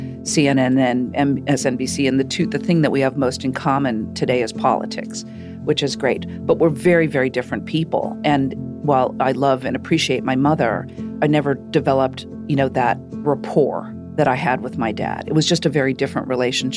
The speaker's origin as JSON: {"language": "English", "town": "Shaker Heights", "region": "Ohio", "country": "United States", "tie": "born or raised there", "said": "I grew up in Shaker Heights, Ohio."}